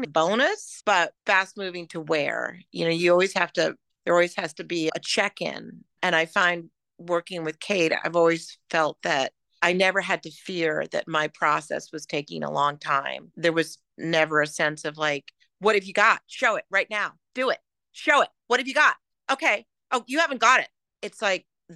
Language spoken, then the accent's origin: English; New York City, New York, United States; When I was a kid, I grew up in New York City